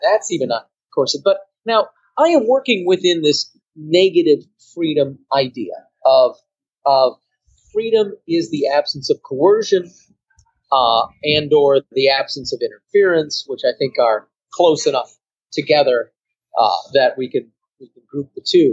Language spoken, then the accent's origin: English; Cassopolis, Michigan, United States; moved away; also born or lived in Qatar; I'm from Cassopolis, Michigan